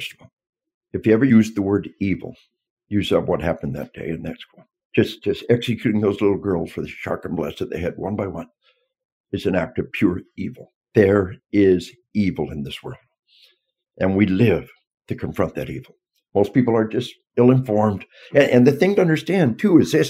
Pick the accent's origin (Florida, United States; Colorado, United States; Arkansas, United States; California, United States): Arkansas, United States; We are from Arkansas